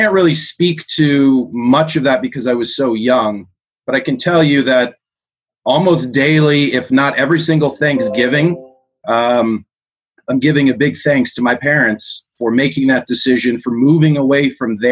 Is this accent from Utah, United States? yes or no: no; Southern California, United States; also born or lived in South Africa; We grew up in Southern California.